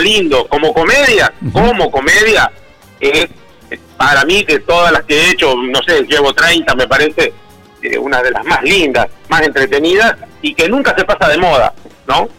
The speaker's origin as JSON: {"language": "Spanish", "country": "Argentina", "said": "como en Argentina tenemos la costumbre de repetir las cosas malas"}